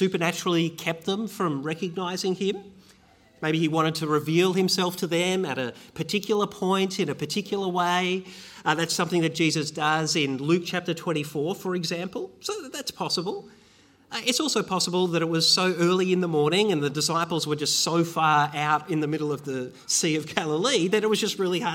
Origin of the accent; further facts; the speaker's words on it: Bendigo, Victoria, Australia; I was growing up in Bendigo.